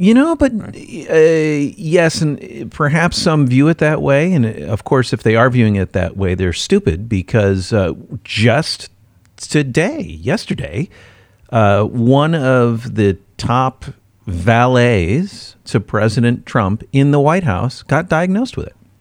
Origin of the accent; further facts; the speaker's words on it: Midwest, United States; moved away; I'm from the Midwest